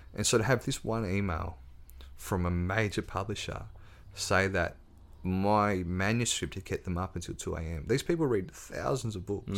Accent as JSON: {"language": "English", "town": "Ridgley", "region": "Tasmania", "country": "Australia", "tie": "born or raised there", "said": "growing up on the North West Coast, little boy from the country"}